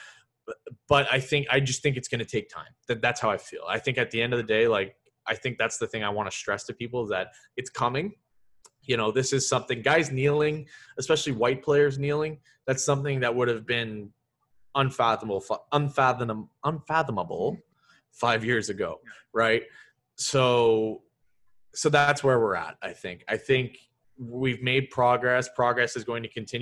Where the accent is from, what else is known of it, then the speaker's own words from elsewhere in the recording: Sudbury, Ontario, Canada; I'm from Sudbury